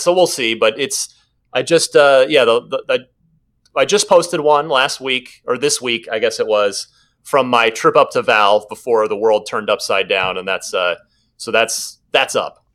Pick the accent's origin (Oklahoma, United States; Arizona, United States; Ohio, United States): Arizona, United States; Phoenix; also born or lived in New Jersey; which is where I grew up. I'm originally from New Jersey, grew up in, in the Phoenix area